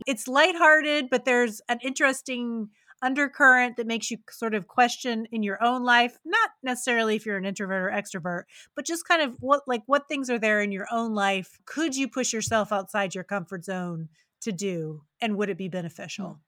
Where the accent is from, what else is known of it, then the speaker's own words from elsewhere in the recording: West Virginia, United States; a small town in West Virginia, which is my home state